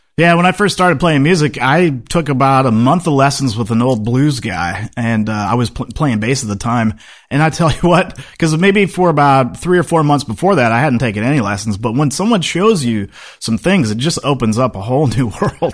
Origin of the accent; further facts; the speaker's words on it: Seattle, Washington, United States; moved away as an adult; I grew up in Seattle